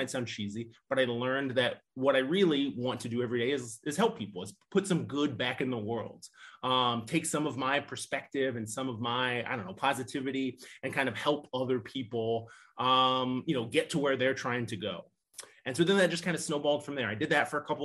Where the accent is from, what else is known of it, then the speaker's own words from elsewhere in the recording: Nebraska, United States; moved away as an adult; now in Northwest Indiana, United States; I'm originally from Nebraska, graduated from the University of Nebraska